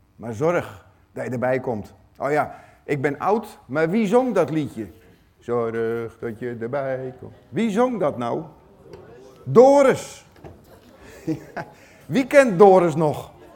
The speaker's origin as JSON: {"language": "Dutch", "country": "Netherlands", "said": "ik ben Nederlander"}